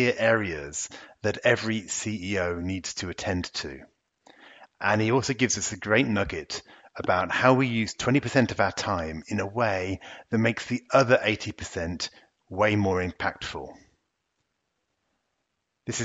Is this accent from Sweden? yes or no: no; England, United Kingdom; moved away as an adult; now in France; British people think I'm quite French these days, and French people still think I'm very, very British